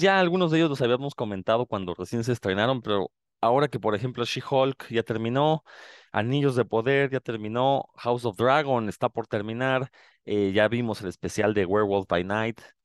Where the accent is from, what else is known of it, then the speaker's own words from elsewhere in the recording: Mexico; uno como mexicano